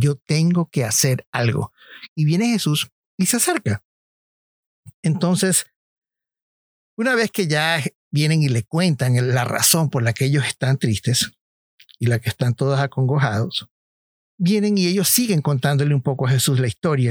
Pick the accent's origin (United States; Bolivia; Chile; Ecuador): Ecuador; moved away